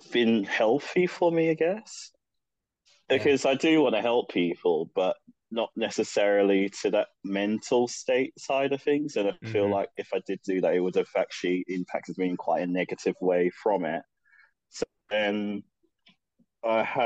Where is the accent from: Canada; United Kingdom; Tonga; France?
United Kingdom; London; I grew up in London. I've been born and raised there all my life